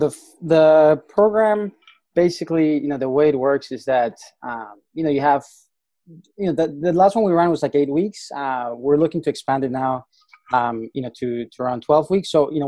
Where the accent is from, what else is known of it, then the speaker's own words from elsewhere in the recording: Colombia; I'm from Colombia, so I have that going for me, right? It helps a lot to have somebody that's local.